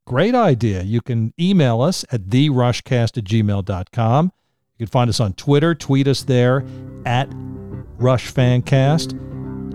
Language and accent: English; Middletown, New Jersey, United States; Jerry and I grew up in Middletown, New Jersey